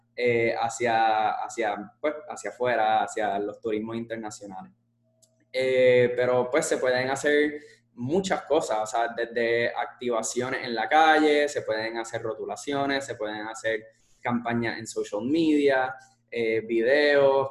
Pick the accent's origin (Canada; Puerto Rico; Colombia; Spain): Puerto Rico; somos puertorriqueños